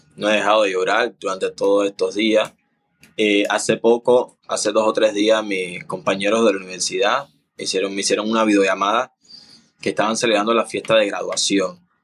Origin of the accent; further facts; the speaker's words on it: Cuba; moved away as an adult; now in Panama; no estoy en Cuba.